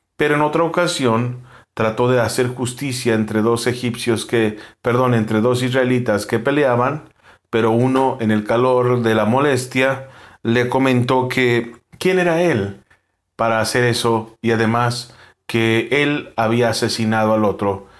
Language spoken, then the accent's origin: Spanish; Mexico; Nosotros como mexicanos